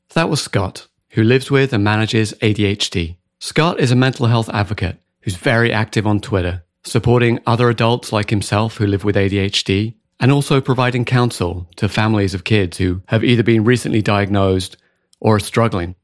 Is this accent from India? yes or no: no; United Kingdom; accent: British; also born or lived in West coast of the United States; now in United States; we both have British accents